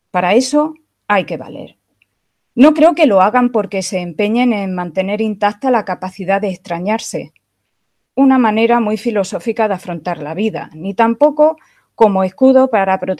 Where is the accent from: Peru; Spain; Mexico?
Spain; Guadix, Andalusia; also born or lived in Madrid; Yo eh, soy española, soy de Guadix y me diréis, ¿dónde está Guadix? Pues Guadix es un pueblo maravilloso que hay en el sur de España, en Andalucía